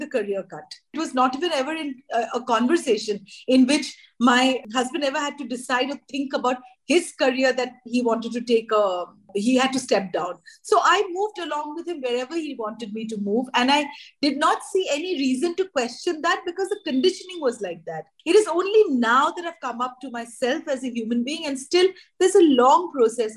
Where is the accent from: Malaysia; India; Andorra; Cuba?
India; Shillong, Meghalaya; moved away; also born or lived in Delhi; I was born in Delhi, and then we moved to Shillong, and I was raised in insurgency. We left Shillong in the 80s